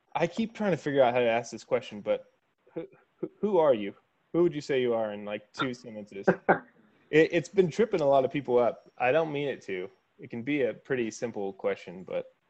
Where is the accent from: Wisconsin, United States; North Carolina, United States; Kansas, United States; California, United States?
Kansas, United States; I grew up in Kansas and just went to Kansas State